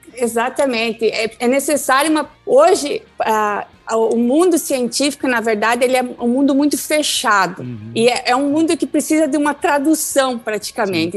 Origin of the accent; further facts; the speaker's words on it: Fraiburgo, Santa Catarina, Brazil; eu sou natural do sul do Brasil, ah, do estado de Santa Catarina, de uma das, uma das capitais Nacionais da Maçã, porque é uma briga entre três, quase duas, é, três né? cidades, que é a cidade chamada Praiburgo.